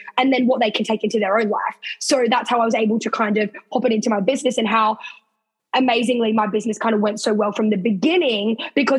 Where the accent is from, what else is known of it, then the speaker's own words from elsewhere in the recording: Sydney, New South Wales, Australia; moved away as an adult; now in Queensland, Australia; I'm actually not officially from Queensland. I'm from Sydney